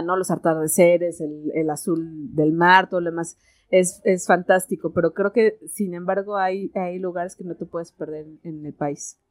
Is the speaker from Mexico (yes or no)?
yes; Mexico; aquí la conocemos como moronga